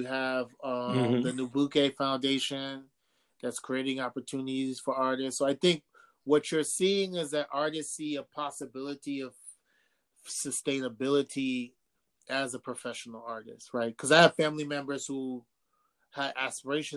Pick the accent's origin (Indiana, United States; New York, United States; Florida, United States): New York, United States; New York City; both my parents are from Ghana. I was born in Harlem, raised in New York